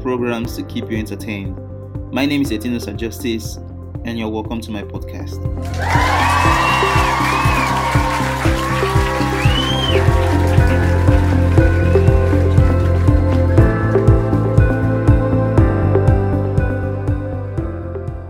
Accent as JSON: {"language": "English", "country": "Nigeria", "said": "I am from Nigeria"}